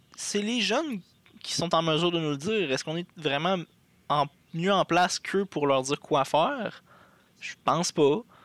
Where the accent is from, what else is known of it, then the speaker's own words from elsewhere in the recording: Abitibi, Quebec, Canada; moved away; Je viens de l'Abitibi, dans le fin fond euh, du Québec.